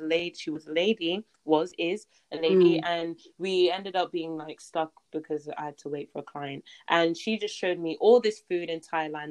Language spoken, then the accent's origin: English; Nigeria; I'm Nigerian